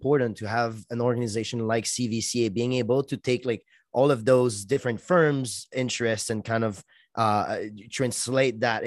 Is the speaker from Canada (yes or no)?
yes; Quebec, Canada; accent: Francophone; English is a second language; we're two Quebecers here